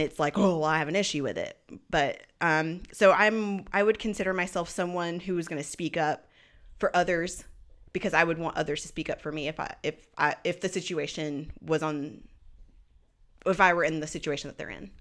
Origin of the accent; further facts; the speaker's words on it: Burlington, North Carolina, United States; also born or lived in Greensboro, North Carolina; now in Raleigh, United States; I was raised in Burlington, North Carolina, which is a more rural city